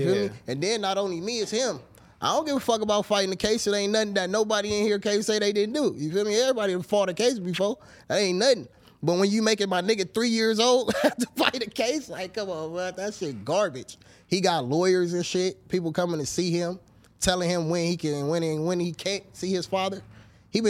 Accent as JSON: {"language": "English", "town": "Los Angeles", "region": "California", "country": "United States", "tie": "born or raised there", "said": "I'm from Baldwin Village, California. If y'all don't know what that is, the jungles"}